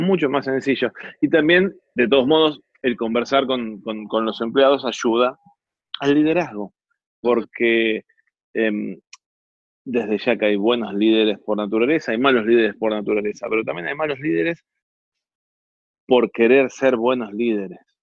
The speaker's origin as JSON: {"language": "Spanish", "country": "Argentina"}